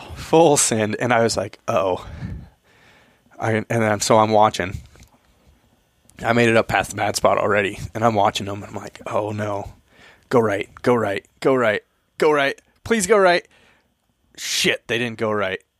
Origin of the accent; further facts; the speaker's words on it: Eastern Washington, United States; I grew up in Eastern Washington